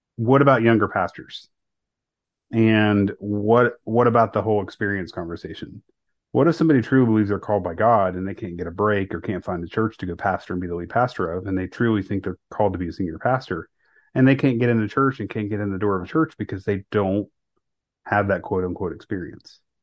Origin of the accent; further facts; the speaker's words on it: Northeast Ohio, United States; grew up in Northeast Ohio. I went to high school in Northeast Ohio